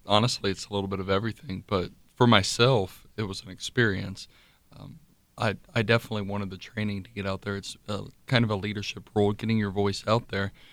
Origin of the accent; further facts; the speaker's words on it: Osgood, Ohio, United States; from Dark County, Osgood, Ohio